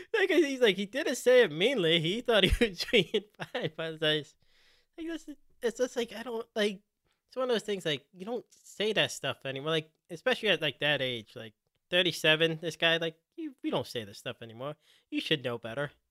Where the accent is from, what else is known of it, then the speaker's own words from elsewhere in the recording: Philadelphia, Pennsylvania, United States; now in Cincinnati, United States; I grew up in Philly